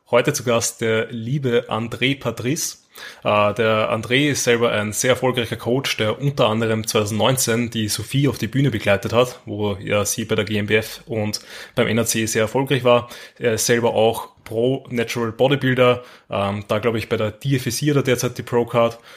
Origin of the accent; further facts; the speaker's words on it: Austria; accent: Austrian; einfach weil man eben als Österreicher alles